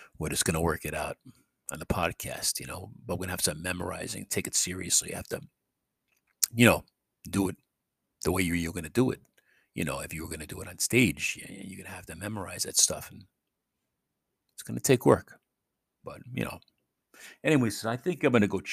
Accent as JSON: {"language": "English", "town": "New York City", "region": "New York", "country": "United States", "moved": "yes", "said": "I'm from New York City"}